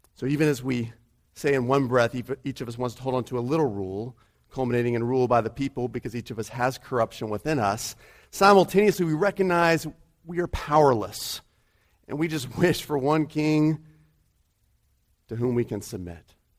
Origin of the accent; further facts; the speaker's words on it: United States; she likes to rib me for being American.